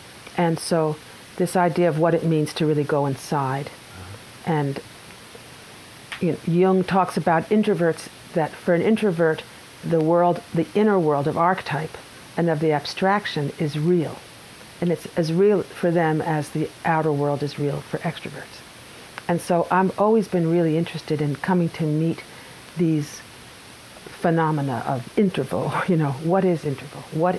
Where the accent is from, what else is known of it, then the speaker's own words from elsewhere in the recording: Brooklyn, New York, United States; also born or lived in Long Island; My family is originally from Brooklyn.